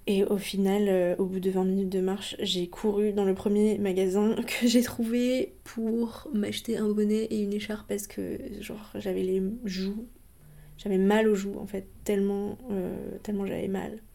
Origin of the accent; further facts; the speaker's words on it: Côtes-d'Armor, Brittany, France; là d'où je viens en Bretagne, euh, dans les Côtes d'Armor.